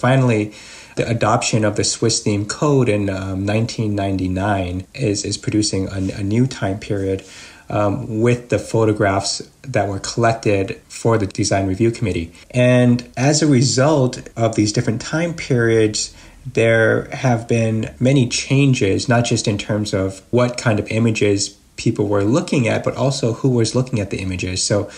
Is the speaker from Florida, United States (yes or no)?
no; Seattle, Washington, United States; For me as an American, the town was like a lot of the weekend towns that I would go to as a child growing up in Seattle.